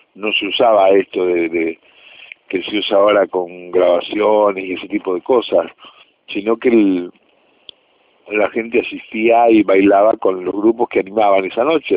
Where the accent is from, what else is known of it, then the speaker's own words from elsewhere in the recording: Rosario, Santa Fe, Argentina; nosotros como grupo rosarino